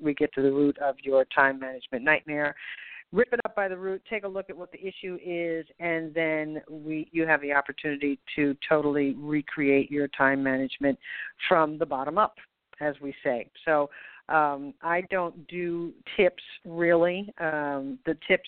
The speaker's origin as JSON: {"language": "English", "country": "United States", "also_born_or_lived": "Copenhagen, Denmark", "moved": "as an adult", "said": "I am an American, but I have been living in Copenhagen, Denmark for the past 26 years. I've just recently returned to the United States"}